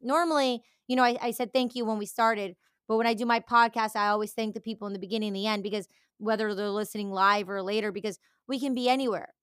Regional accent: Detroit, Michigan, United States; moved away; also born or lived in Los Angeles; I grew up in the Detroit culture going to, um, rave parties

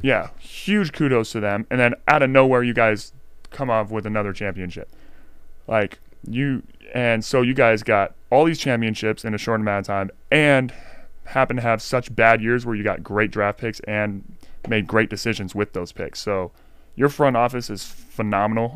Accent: Stockton, California, United States; I'm from Stockton

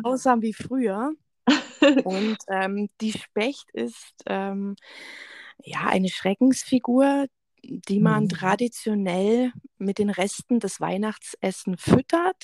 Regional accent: Augsburg, Bavaria, Germany; ich bin äh, ursprünglich aus dem Augsburger Raum.

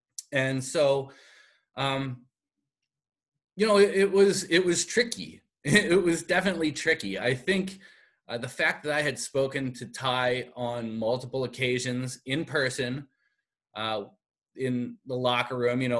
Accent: Philadelphia, Pennsylvania, United States; moved away as an adult; now in Buffalo, United States; I'm from Philadelphia originally

